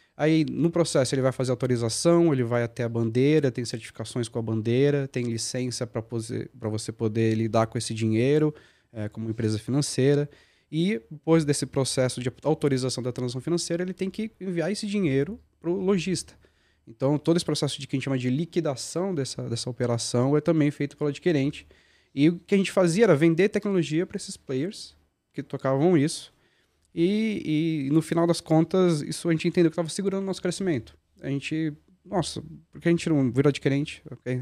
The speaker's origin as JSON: {"language": "Portuguese", "town": "Guarulhos", "region": "São Paulo", "country": "Brazil", "tie": "born or raised there", "also_born_or_lived": "Franca", "said": "eu sou guarulhense, né? nasci em Guarulhos e, e fui para São Paulo ali trabalhar"}